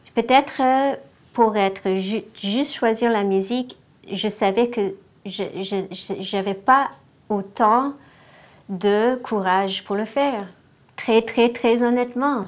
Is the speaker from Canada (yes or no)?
yes; Ontario, Canada; je suis née en Ontario et j'ai une sœur